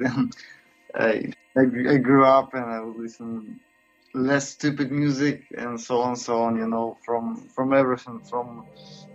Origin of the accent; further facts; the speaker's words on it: Saint Petersburg, Russia; moved away as an adult; now in Vilnius, Lithuania; Here in Vilnius, same as in my hometown, St. Petersburg